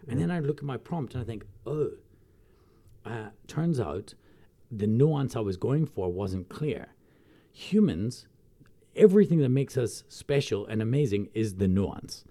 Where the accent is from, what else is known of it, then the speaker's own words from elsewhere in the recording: Glasgow, Scotland, United Kingdom; now in South Africa; I come from Glasgow